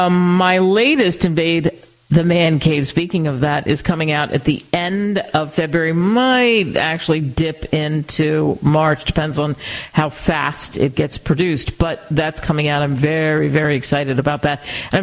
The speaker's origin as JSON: {"language": "English", "area": "outside of Philadelphia", "region": "Pennsylvania", "country": "United States", "tie": "born or raised there", "said": "I grew up outside of Philadelphia"}